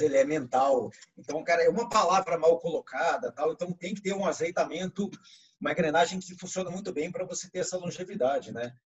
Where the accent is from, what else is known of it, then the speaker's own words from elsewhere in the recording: Bauru, São Paulo, Brazil; nós dois somos de Bauru